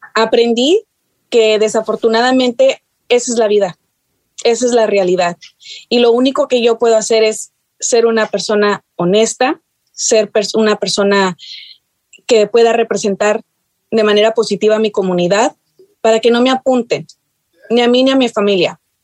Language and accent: Spanish; North Texas, United States; born or raised there; also born or lived in San Luis Potosí, Mexico / Chicago, Illinois